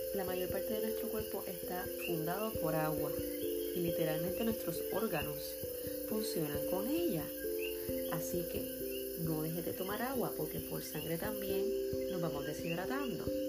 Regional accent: Puerto Rico; yo soy boricua

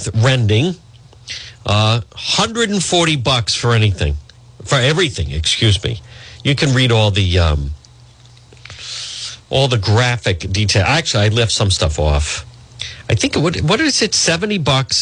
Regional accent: Cranston, Rhode Island, United States; my hometown of Cranston

